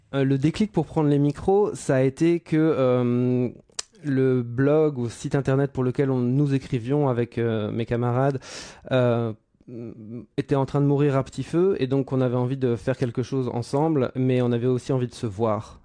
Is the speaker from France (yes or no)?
yes; France; now in Brussels, Belgium; J'habite Bruxelles, je ne suis ah pas bruxellois. Enfin bon, si je suis bruxellois. Je suis français